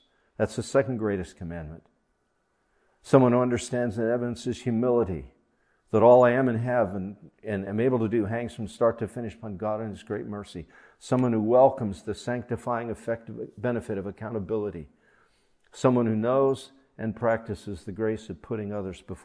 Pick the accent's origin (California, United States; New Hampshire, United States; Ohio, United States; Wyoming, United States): Ohio, United States; I grew up in Ohio